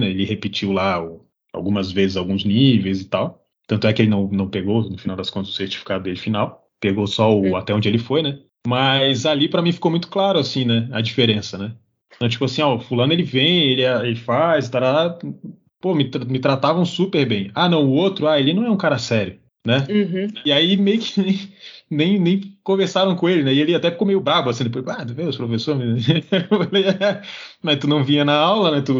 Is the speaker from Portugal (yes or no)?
no; Japan; como eu sou japonês, eu já tenho que saber.